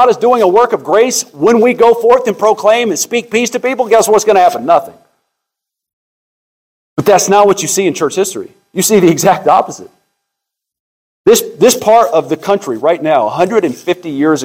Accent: United States

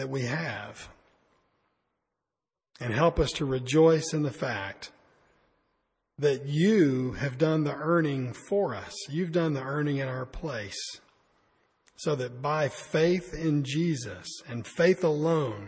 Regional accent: United States; I'm an American

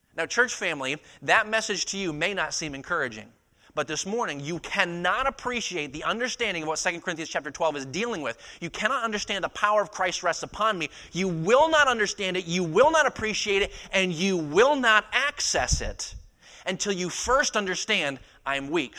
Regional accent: Maine, United States; moved away as an adult; also born or lived in East Texas; born and raised in Maine, my dad was a pastor for several years

